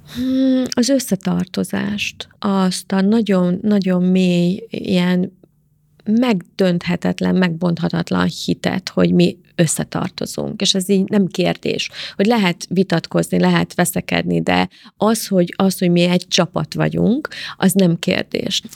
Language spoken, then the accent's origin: Hungarian; Szentendre, Pest, Hungary; also born or lived in Karcag, Hungary / Germany; elköltöztünk tíz éves koromba Karcagról Szentendrére